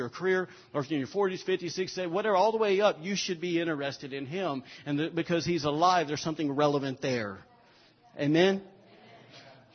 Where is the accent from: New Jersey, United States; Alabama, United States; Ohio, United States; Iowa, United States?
Alabama, United States; moved away; we're from Alabama. We say it ain't